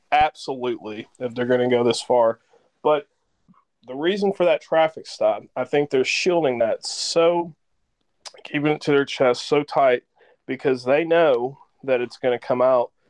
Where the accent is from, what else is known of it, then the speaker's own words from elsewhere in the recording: the South, United States; Um, in the South, you know, I grew up in the South, live in the South.